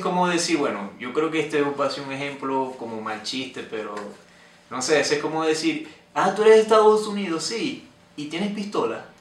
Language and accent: Spanish; Venezuela; moved away; yo soy de Venezuela